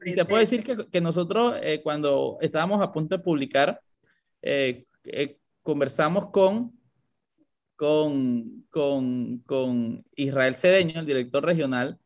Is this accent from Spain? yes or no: no; Panama; como panameños